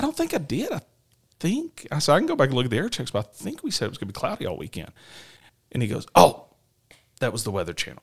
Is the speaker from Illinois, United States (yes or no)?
no; Nashville, Tennessee, United States; moved away; I grew up in Nashville, um, Tennessee